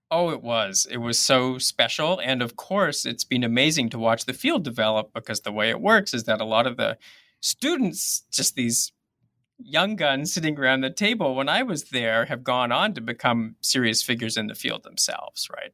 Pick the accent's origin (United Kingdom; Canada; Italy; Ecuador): Canada; Toronto, Ontario; moved away as an adult; now in Minnesota, United States; I'm actually originally from Canada, from Toronto, which I think is actually possibly significant to this story 'cause it was a really diverse city.